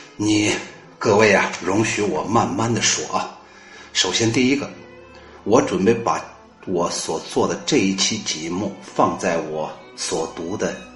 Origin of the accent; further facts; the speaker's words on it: China; 我们中国人的智商不比人家德国人差